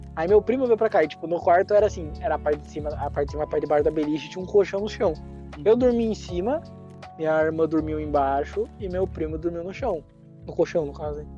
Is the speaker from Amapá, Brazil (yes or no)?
no; Castro, Paraná, Brazil; now in Ponta Grossa, Brazil; eu nasci em Castro, mas eu moro em Ponta Ponta Grossa